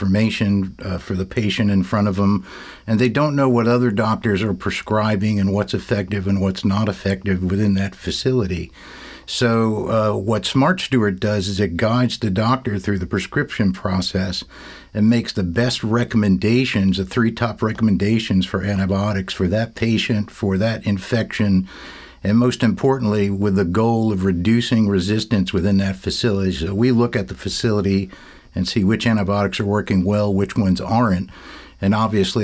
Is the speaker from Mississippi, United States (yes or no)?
no; West Orange, New Jersey, United States; I grew up in West Orange, New Jersey